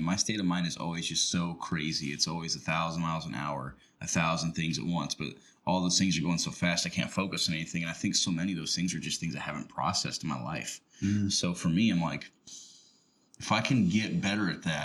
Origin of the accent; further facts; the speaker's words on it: Rochester, United States; my hometown, Rochester